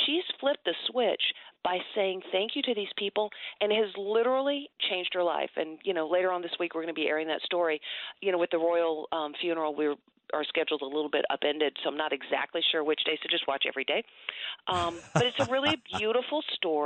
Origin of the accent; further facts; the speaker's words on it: Georgia, United States; moved away; I love my home state.